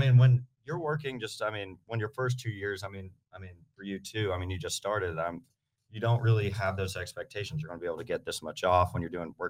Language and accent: English; St. Augustine, Florida, United States; I was born and raised in World Golf Village, St. Augustine area.